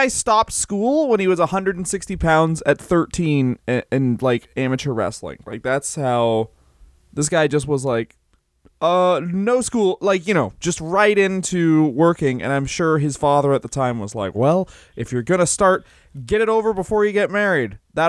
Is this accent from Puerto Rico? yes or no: yes; Puerto Rico; Yes, this I'm from Puerto Rico.